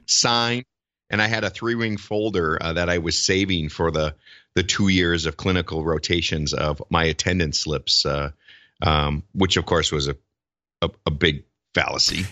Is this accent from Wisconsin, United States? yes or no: yes; Wisconsin, United States; moved away as an adult; now in Minneapolis–Saint Paul, United States; practiced in Wisconsin in a small town, my hometown for, uh, a year, year and a half.